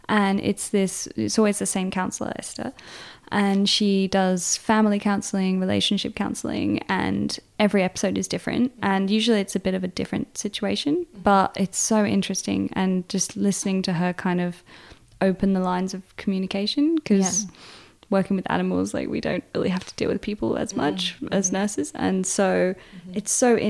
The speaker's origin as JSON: {"language": "English", "region": "England", "country": "United Kingdom", "also_born_or_lived": "Atherton Tablelands, Australia", "moved": "as an adult", "lives_now": "Atherton, Australia", "said": "So I'm from England. But I've been on the road about 4.5 years now."}